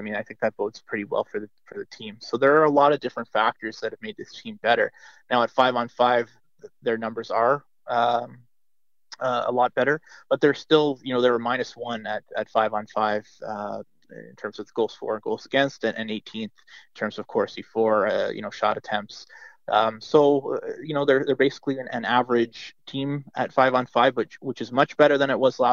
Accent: Toronto, Ontario, Canada; I grew up in Toronto

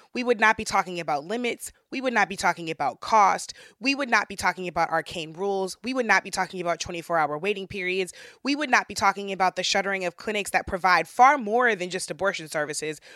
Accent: St. Louis, Missouri, United States; back to my hometown of Saint Louis

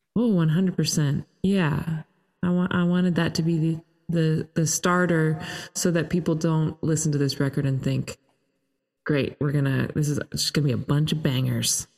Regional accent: Toronto, Ontario, Canada; I'm Canadian and uh, grew up in Toronto

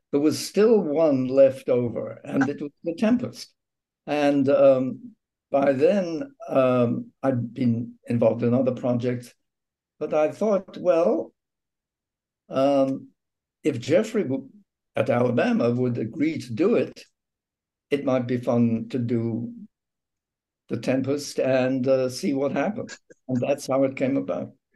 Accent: England, United Kingdom; moved away; I was raised in England on radio drama, and some of my first work was done on BBC radio

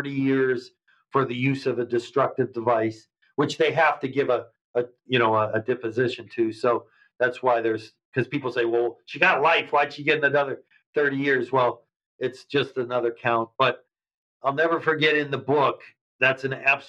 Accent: Erie, Pennsylvania, United States; my city and the town that I talk about so much in Erie, Pennsylvania

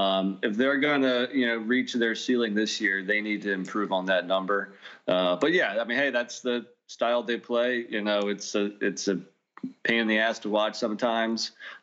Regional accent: Northern Virginia, United States; We're from Northern Virginia. The town next to us is where Grant Hill grew up.

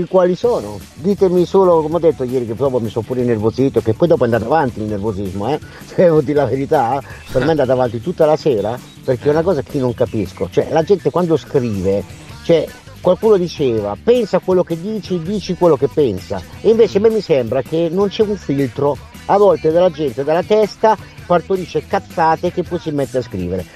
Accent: Emilia-Romagna, Italy; accent: Romagnolo; moved away; se sono nati e cresciuti in Romagna, eh, il mio accento rimane questo

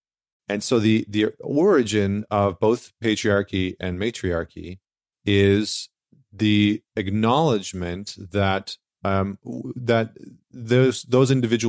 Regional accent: Alberta, Canada; here's this Canadian who actually grew up not too far from where I grew up in Northern Alberta.

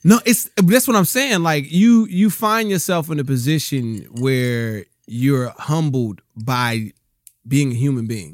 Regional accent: Rialto, California, United States; also born or lived in Bellflower, California / Compton, California; I grew up in Rialto, California.

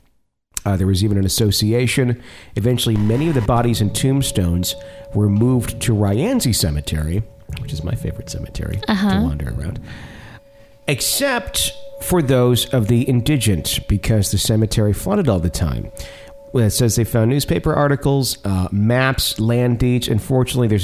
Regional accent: Fond du Lac, Wisconsin, United States; moved away; from my hometown. Good old Fond du Lac, Wisconsin

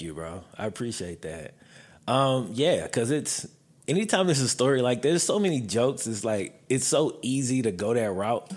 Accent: Mississippi, United States; moved away; I grew up in Mississippi

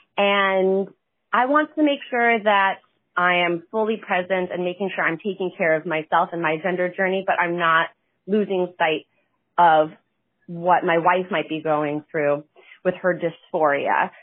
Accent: Ringgold, Georgia, United States; I am from Wrangell, Georgia, a really, really small town next to Chattanooga, Tennessee

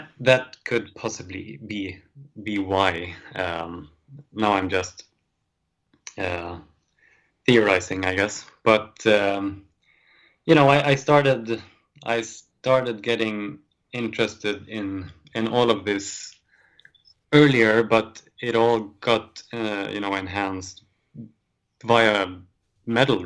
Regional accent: Sweden; us growing up in Sweden

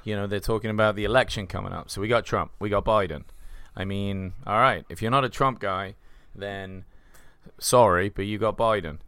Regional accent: England, United Kingdom; now in United States; we're from England

